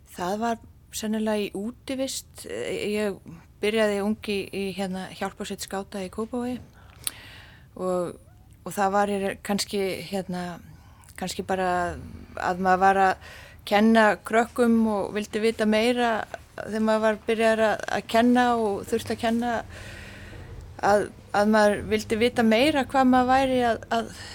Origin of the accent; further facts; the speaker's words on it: Iceland; also born or lived in Canada; ég er Íslendingur